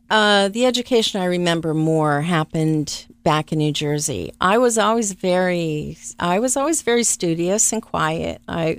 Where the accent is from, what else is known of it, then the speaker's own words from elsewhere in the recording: Venezuela; also born or lived in West Virginia; I was actually born in West Virginia, but about 6 months old, my Venezuelan father kind of scooped my mother up and took the family down to the interior of Venezuela.